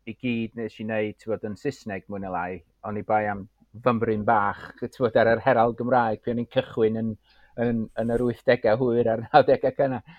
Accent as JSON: {"language": "Welsh", "area": "Anglesey", "region": "Wales", "country": "United Kingdom", "first_language": "Welsh", "said": "dwi o Sir Fôn, reit?"}